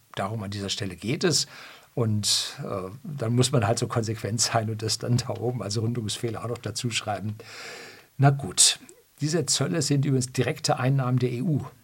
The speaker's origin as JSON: {"language": "German", "country": "Germany", "said": "bei uns in Deutschland"}